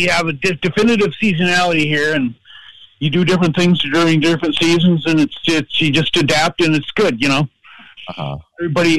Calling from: Minneapolis, Minnesota, United States; Oh, Minneapolis.

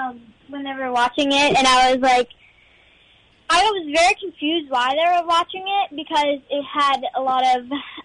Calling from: Texas, United States; I'm calling from Texas.

